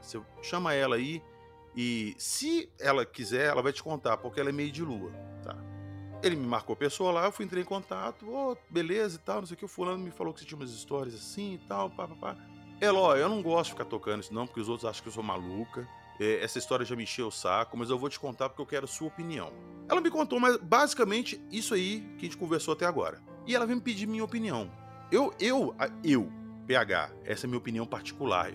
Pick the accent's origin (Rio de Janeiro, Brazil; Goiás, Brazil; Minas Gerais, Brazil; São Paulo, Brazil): Minas Gerais, Brazil; eu sou de Minas